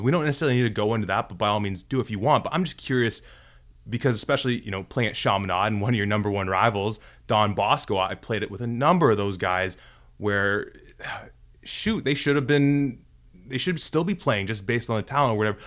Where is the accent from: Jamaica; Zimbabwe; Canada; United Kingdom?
Canada; Toronto, Ontario; we're from Toronto, so we see it here